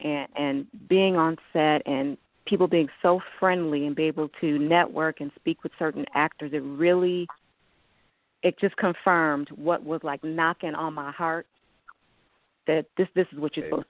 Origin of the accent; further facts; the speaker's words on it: Buffalo, New York, United States; I'm from Buffalo, New York